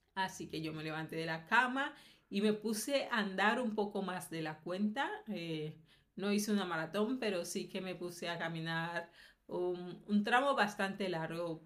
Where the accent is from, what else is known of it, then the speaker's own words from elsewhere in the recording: Colombia; now in Valencia, Spain; de Colombia